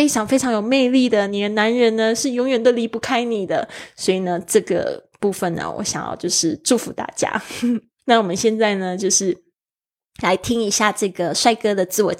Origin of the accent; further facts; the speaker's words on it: Switzerland; I come from Switzerland。